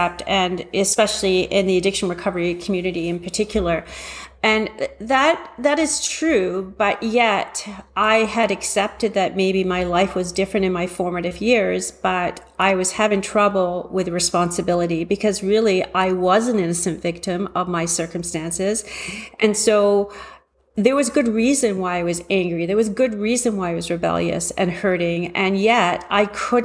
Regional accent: Toronto, Ontario, Canada; also born or lived in London, England; I was born in London, England, and raised in Toronto

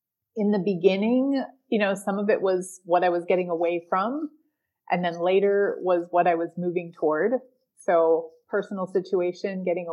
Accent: Green Bay, Wisconsin, United States; now in Dominican Republic; I am from Green Bay, Wisconsin.

